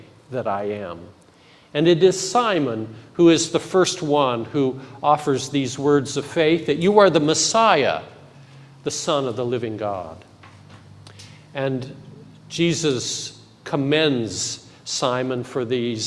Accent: Intermountain West, United States; now in Federal Way, United States; my history of growing up in the Intermountain West

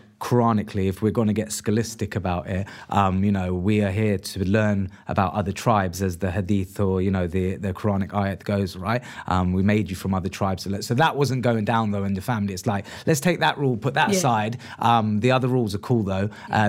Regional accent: India; Because I'm Indian myself, so I'm an Indian Muslim. I'm an anomaly to you, then, or your family, right? Because, as I say, like, I'm not Pakistani, but I am Indian.

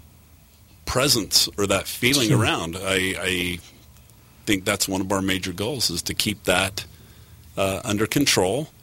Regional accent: Bountiful, Utah, United States; moved away as an adult; also born or lived in Cache Valley; now in St. George, United States; I was born and raised in Bountiful.

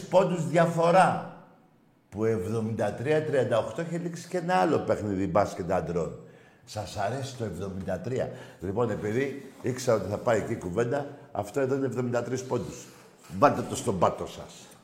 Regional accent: Crete, Greece; από Κρήτη.

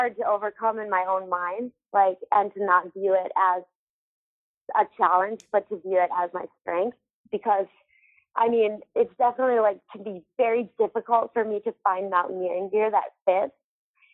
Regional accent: Minnesota, United States; now in Salt Lake City, United States; growing up in Minnesota

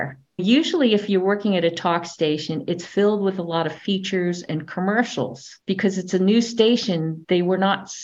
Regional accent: New Jersey, United States; now in Los Angeles, United States; I grew up in New Jersey.

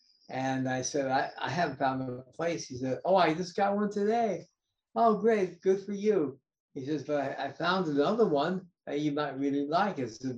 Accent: Los Angeles, California, United States; moved away as an adult; also born or lived in Italy / New York City / Hawaii; I was raised in Los Angeles, went to UCLA. Then I lived in Italy for a while. Then I came back to New York City, lived in New York for a while, for 5 years.

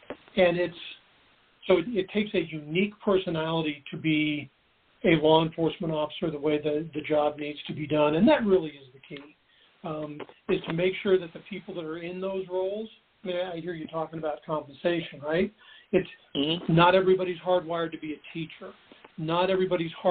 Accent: Seattle, Washington, United States; I grew up in Seattle

